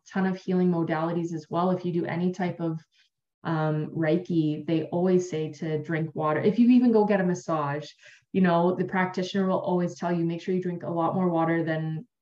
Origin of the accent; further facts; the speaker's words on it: Ontario, Canada; I'm from Canada, so We've got a beautiful bay called Georgian Bay here in Ontario